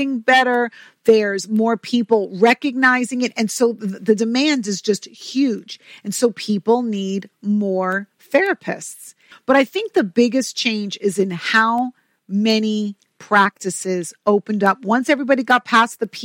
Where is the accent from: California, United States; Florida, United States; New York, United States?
New York, United States; I'm from New York